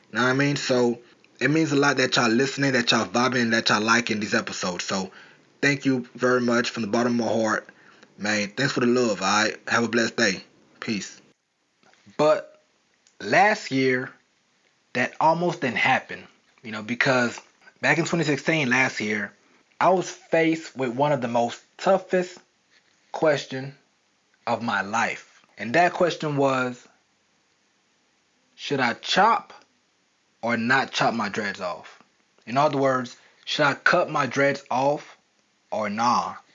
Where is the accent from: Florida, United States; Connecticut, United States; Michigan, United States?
Florida, United States; now in New York, United States; how I came from South Florida to New York with nothing, with no money, with no job, with no place to live